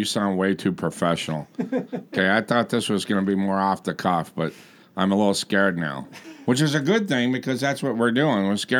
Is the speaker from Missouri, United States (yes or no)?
no; Las Vegas, Nevada, United States; I come from Las Vegas.